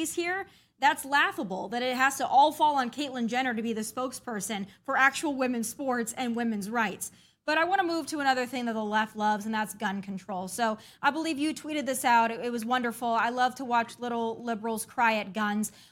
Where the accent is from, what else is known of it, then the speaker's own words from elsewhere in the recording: South Dakota, United States; now in Tennessee, United States; I grew up in South Dakota